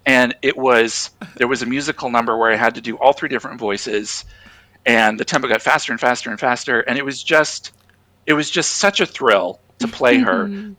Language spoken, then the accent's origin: English; Grand Island, Nebraska, United States; also born or lived in Omaha, Nebraska; I grew up in Grand Island. And then I moved to Omaha in 2000.